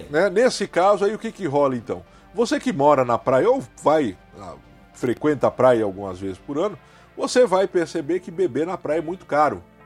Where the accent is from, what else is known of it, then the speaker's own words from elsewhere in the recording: Santos, São Paulo, Brazil; eu fui criado em Santos, São Paulo, é minha cidade né, é, é, é de nascença, é minha cidade natal.